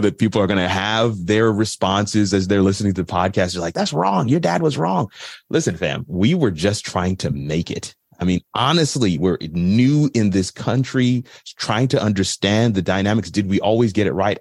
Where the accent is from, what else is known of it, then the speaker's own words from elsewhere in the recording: Florida, United States; also born or lived in New York / South Africa; while I was born in New York, I always tell people I'm a Florida boy